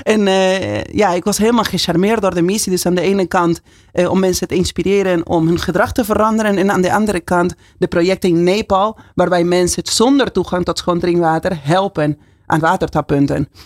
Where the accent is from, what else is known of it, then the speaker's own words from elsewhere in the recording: Buenos Aires, Argentina; Dutch is a second language; moved away as an adult; now in Netherlands; Ja, ik kom uit Argentinië. En ik woon uh, 23 jaar in Nederland. Dat is bijna de helft van mijn leven